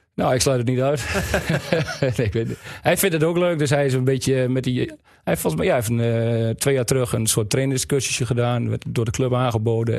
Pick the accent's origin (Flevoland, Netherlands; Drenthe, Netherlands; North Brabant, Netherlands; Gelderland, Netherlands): Drenthe, Netherlands; Wapserveen; Ik kom uit Wapsveen